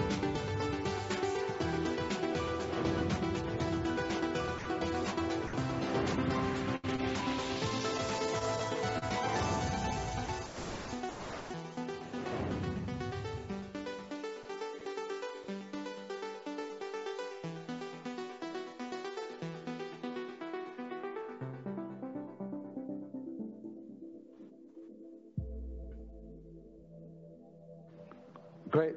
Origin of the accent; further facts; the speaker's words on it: China; I'm from China.